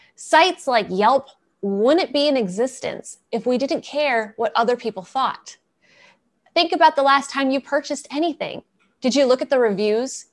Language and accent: English; East Coast, United States; moved away; I'm originally from the East Coast